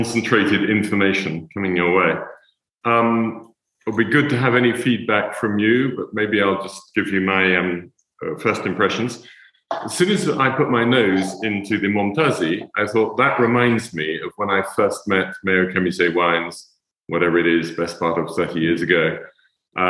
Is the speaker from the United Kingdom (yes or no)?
yes; England, United Kingdom; being English